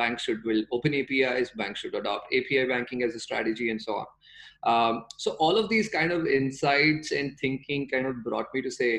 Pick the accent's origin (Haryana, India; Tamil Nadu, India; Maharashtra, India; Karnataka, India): Karnataka, India; Bangalore; I'm from Bangalore. I grew up around Bangalore.